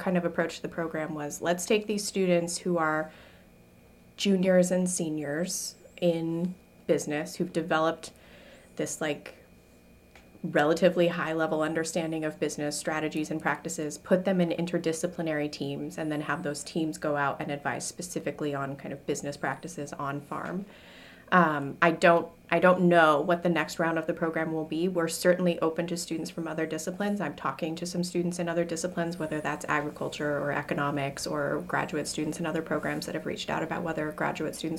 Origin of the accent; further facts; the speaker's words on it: Wyoming, United States; also born or lived in Colorado; now in Maine, United States; I'm from Wyoming myself. My grandfather had a cattle ranch in South Dakota, and then I grew up in Wyoming and Colorado.